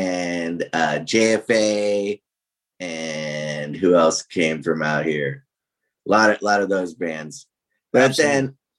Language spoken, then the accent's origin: English; Hermosa Beach, California, United States; I grew up in the South Bay